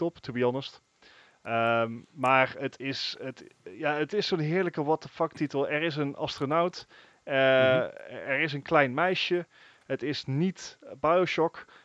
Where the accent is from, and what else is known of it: Netherlands